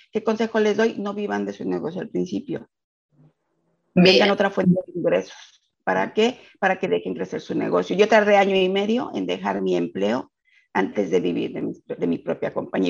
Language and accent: Spanish; Mexico City, Mexico; moved away as an adult; now in United States; soy de la Ciudad de México y emigré a Estados Unidos hace 12 años